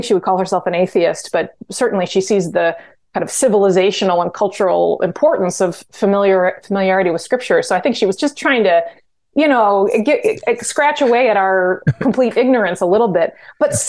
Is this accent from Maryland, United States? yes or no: no; Glen Ellyn, Illinois, United States; moved away; when I grew up in DuPage County in Glen Ellyn